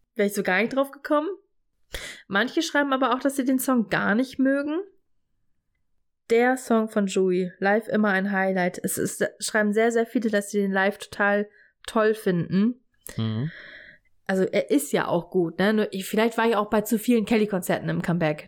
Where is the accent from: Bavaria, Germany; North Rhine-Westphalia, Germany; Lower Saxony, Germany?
Lower Saxony, Germany; Stade; bei uns in Stade